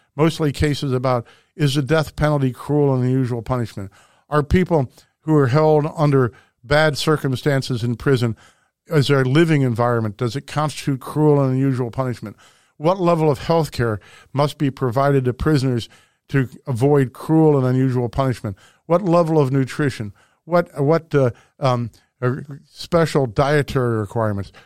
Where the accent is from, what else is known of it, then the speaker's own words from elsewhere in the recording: St. Louis, Missouri, United States; my hometown, Saint Louis